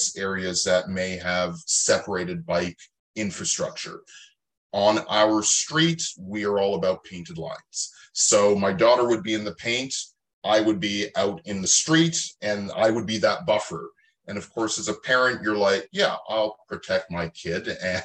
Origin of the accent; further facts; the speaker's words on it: Mississauga, Ontario, Canada; now in Toronto, Canada; I was born just outside of Toronto in a city called Mississauga. Spent a good 20 years there